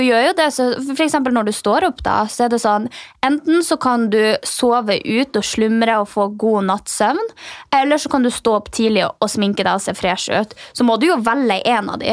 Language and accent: Norwegian; Finnmark, Norway; siden jeg er fra Finnmark